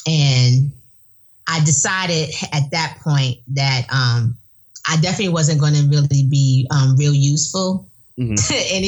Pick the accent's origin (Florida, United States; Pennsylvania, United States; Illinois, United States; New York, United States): New York, United States; New York City; now in Winder, United States; I grew up in the projects in Brooklyn.